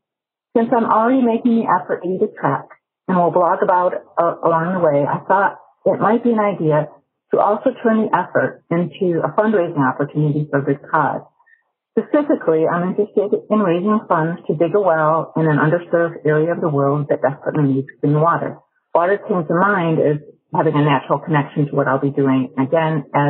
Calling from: Chicago, Illinois, United States; I'm calling from Chicago.

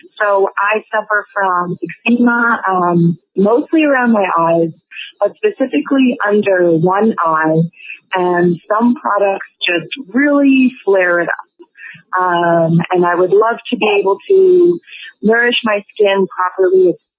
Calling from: Edmonton, Alberta, Canada; I'm calling from Edmonton, Alberta, Canada, where the climate is not the best. It's very dry. It's very cold here.

